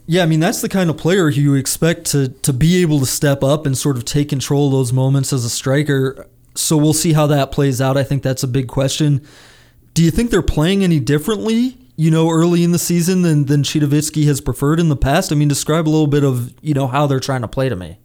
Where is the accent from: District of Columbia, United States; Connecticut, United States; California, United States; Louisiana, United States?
District of Columbia, United States; Washington; my hometown, Washington Wizards